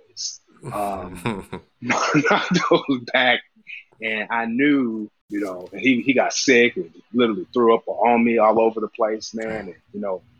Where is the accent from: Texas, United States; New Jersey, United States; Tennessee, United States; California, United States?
California, United States; Southern; moved away; also born or lived in Bay Area; I grew up in SoCal, single mom, two brothers